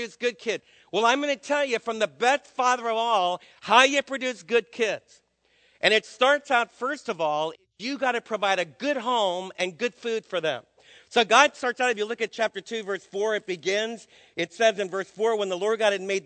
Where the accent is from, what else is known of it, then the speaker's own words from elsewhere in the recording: United States; as American dads